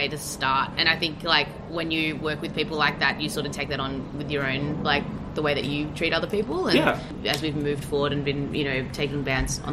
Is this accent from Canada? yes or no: no; Melbourne, Victoria, Australia; I grew up in Melbourne